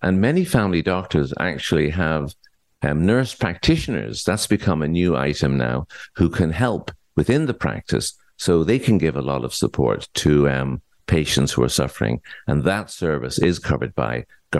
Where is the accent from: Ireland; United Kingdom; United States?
Ireland; now in Ontario, Canada; I came from Ireland many years ago at the invitation of the Ministry of Health of Ontario because there was a shortage of psychiatrists.